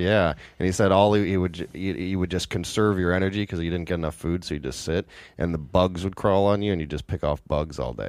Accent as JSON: {"language": "English", "town": "Redmond", "region": "Washington", "country": "United States", "tie": "born or raised there", "said": "I grew up in Redmond."}